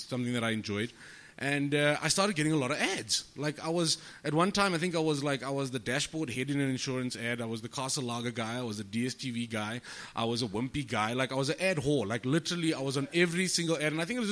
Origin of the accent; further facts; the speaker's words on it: Johannesburg, Gauteng, South Africa; I'm from El Dorado Park